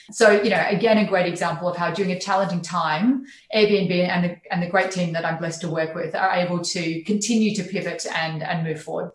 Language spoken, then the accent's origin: English; Charleville, Queensland, Australia; moved away; I was raised in regional Queensland, so I was born in Charleville